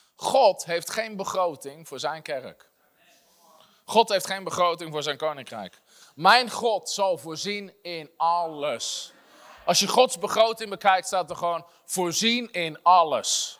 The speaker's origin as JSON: {"language": "Dutch", "country": "Netherlands"}